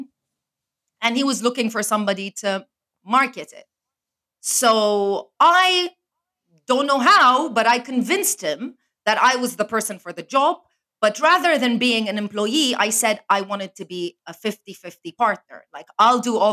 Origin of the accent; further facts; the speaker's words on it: Lebanon; moved away as an adult; also born or lived in Spain / Canada / London; now in Dubai, United Arab Emirates; I am born and raised in Lebanon. So I am from the Middle East